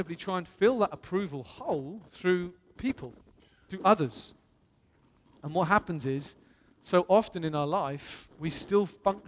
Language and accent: English; England, United Kingdom; I'm blessed to come from England